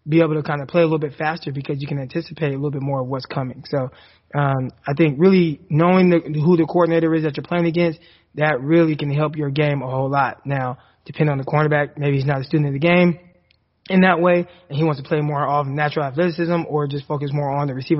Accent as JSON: {"language": "English", "region": "California", "country": "United States", "moved": "as an adult", "lives_now": "Arkansas, United States", "said": "me as a Californian"}